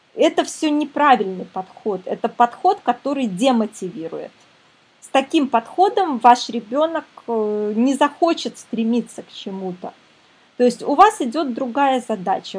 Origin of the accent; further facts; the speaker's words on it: Minsk, Belarus; Я сама из Минска